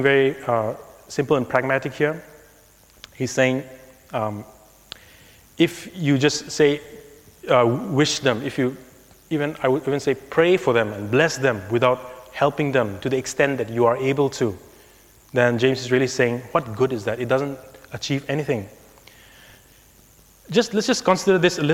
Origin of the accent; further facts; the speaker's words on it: India; growing up in India